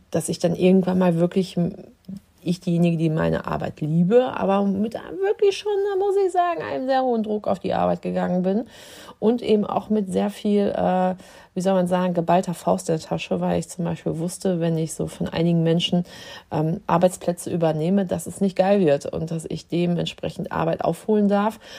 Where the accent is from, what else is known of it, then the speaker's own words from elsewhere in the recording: Dortmund, North Rhine-Westphalia, Germany; moved away as an adult; Also ich bin aus Dortmund vor zwölf Jahren hier hochgekommen nach Dithmarschen und habe hier am Westküstenklinikum in Heide angefangen, in der Abteilung der Anästhesie zu arbeiten.